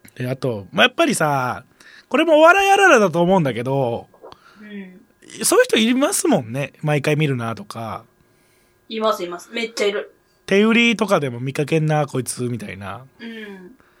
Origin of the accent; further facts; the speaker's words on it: Kansai, Japan; accent: Kansai-ben; でもこっち関西弁だから